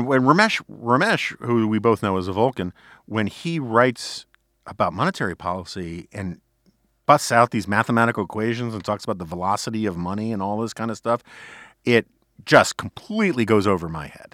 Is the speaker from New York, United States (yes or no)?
yes; New York City, New York, United States; growing up in New York City on the Upper West Side in the 1970s